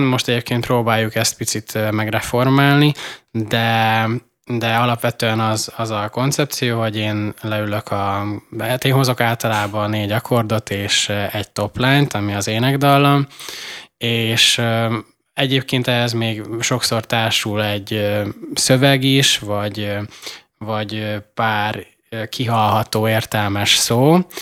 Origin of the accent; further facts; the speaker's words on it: Szikszó, Borsod-Abaúj-Zemplén, Hungary; moved away; én meg Borsodi vagyok